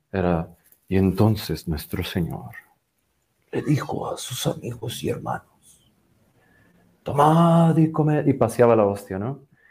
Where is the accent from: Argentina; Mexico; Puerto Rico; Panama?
Mexico; Mexico City; nací en Ciudad de México en el 85